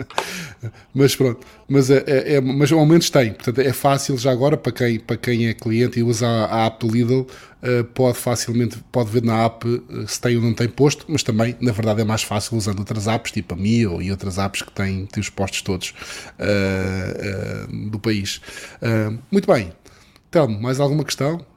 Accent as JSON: {"language": "Portuguese", "region": "Madeira", "country": "Portugal", "said": "eu, sou madeirense, porque sou madeirense também"}